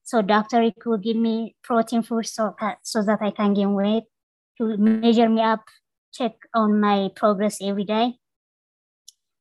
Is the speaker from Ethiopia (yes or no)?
yes; Belesa, Amhara, Ethiopia; moved away; I was born in Ethiopia rural area. It's called Belesa in northern part of Ethiopia